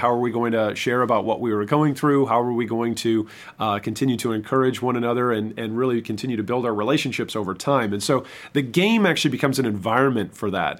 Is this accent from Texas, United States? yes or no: no; Michigan, United States; moved away as an adult; also born or lived in Saint Louis, Missouri / Southern Illinois; I'm originally from Michigan